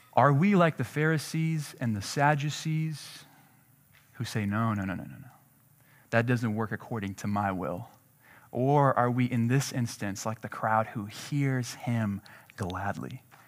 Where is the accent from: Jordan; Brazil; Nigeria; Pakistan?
Jordan; moved away; I'm from Jordan